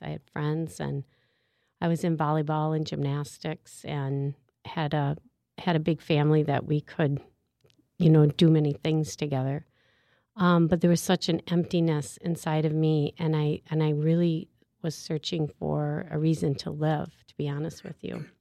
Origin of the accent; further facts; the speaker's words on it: St. Paul, Minnesota, United States; I'm from St. Paul, Minnesota, and actually live in South St. Paul, Minnesota